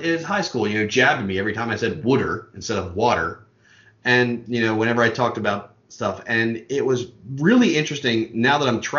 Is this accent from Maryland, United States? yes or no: yes; Baltimore, Maryland, United States; moved away as an adult; now in Pennsylvania, United States; I grew up born and bred in West Baltimore, born and raised with the parade ground. No, I'm not going to do that. But lived on the west side of Baltimore basically until I was 19 and then moved around a little bit and ended up in southern Pennsylvania.